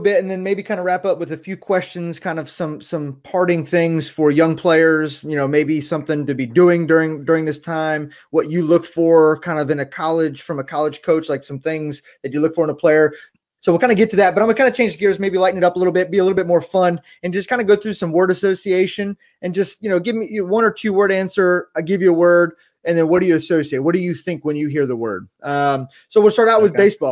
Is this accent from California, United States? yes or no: no; right outside of Baltimore, Maryland, United States; we grew up right outside of Baltimore, going to Camden Yards many times